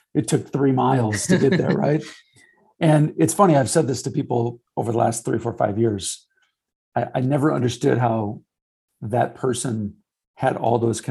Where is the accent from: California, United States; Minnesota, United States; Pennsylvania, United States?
Minnesota, United States; St. Paul; I grew up in St. Paul, so 3M was the mecca.